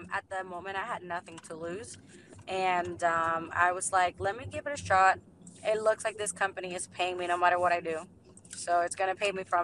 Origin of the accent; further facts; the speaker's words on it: Puerto Rico; now in Orlando, United States; Originally from Puerto Rico